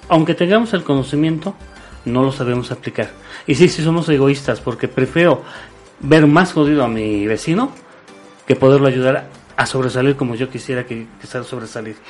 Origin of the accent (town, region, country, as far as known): Mexico